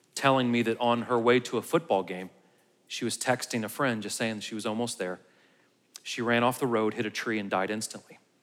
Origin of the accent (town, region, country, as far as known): United States